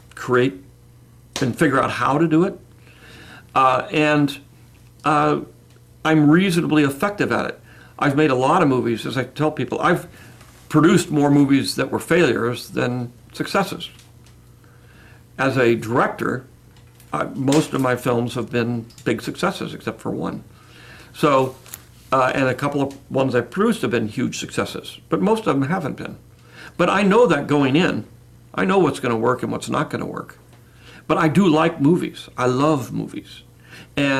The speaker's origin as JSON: {"language": "English", "town": "San Francisco", "region": "California", "country": "United States", "tie": "born or raised there", "said": "I grew up in San Francisco, Bay Area"}